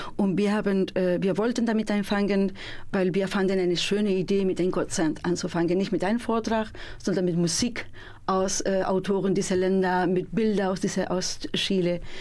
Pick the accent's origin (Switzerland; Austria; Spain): Spain; German is a second language; now in Münster, Germany; bin ich Spanierin